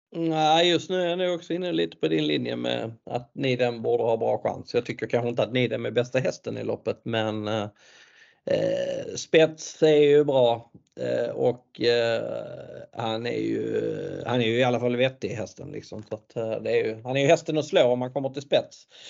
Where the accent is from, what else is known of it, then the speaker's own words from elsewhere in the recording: Sweden; vi svenskar